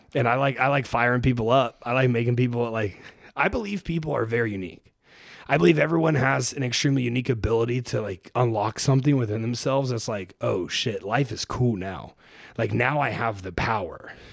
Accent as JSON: {"language": "English", "town": "Springfield", "region": "Ohio", "country": "United States", "tie": "born or raised there", "also_born_or_lived": "Cincinnati, Ohio", "moved": "as an adult", "lives_now": "Austin, United States", "said": "I grew up in Springfield, Ohio"}